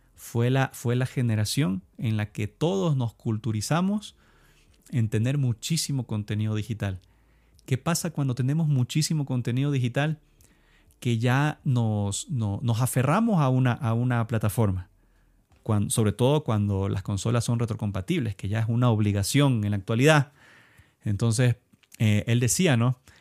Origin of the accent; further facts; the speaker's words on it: Ecuador; soy de Ecuador